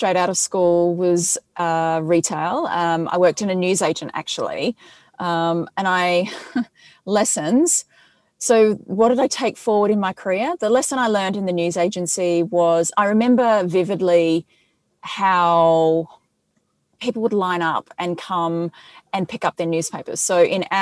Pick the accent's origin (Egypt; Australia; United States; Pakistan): Australia; Adelaide, South Australia; I'm from Adelaide